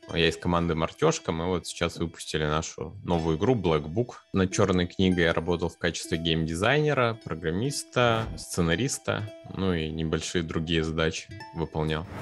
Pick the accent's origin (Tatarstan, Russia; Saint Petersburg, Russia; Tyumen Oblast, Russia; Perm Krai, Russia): Perm Krai, Russia; Perm; мы из Перми